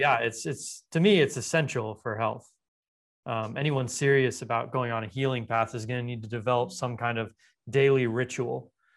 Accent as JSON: {"language": "English", "town": "Los Angeles", "region": "California", "country": "United States", "tie": "born or raised there", "said": "I grew up in Los Angeles"}